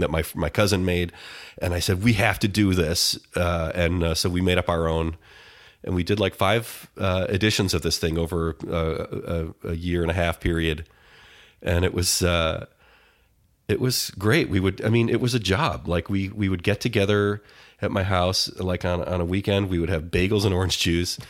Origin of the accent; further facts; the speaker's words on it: Detroit, Michigan, United States; I'm from, uh, Detroit, the suburbs of Detroit